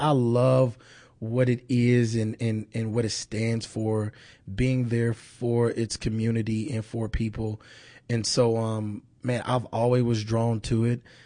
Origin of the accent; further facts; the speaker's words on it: Kansas City, Missouri, United States; moved away as an adult; born and raised in Kansas City.